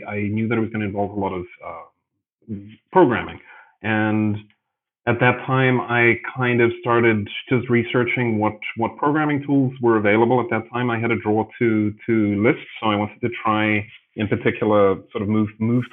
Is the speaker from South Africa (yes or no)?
yes; Johannesburg, Gauteng, South Africa; moved away as an adult; also born or lived in Chiang Mai, Thailand / Greece; now in Berlin, Germany; I was born in Johannesburg in South Africa, and I was there for many years